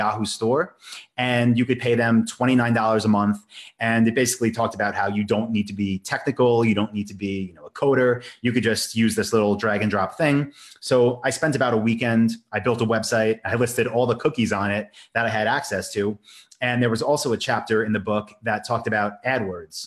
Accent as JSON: {"language": "English", "area": "Long Island", "region": "New York", "country": "United States", "tie": "born or raised there", "said": "the town I grew up in on Long Island"}